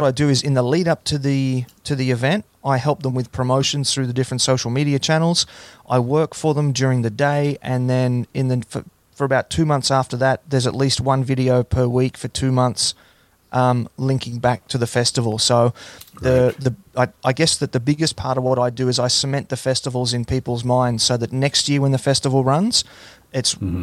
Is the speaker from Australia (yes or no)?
yes; Hunter Valley, New South Wales, Australia; also born or lived in Gold Coast, Australia; I actually spent most of my time growing up on a farm in the Hunter Valley.